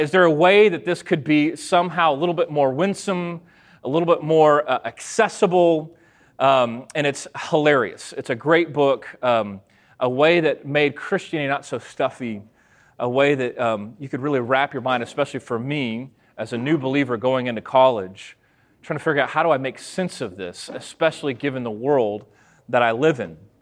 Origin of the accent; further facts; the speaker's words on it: McGregor, Texas, United States; I grew up in the Lutheran church, very small congregation, 100 people uh, out in McGregor, Texas